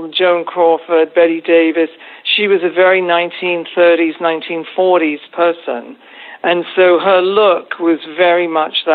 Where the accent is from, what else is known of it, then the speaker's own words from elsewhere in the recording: Reading, South East England, United Kingdom; moved away; my hometown of Reading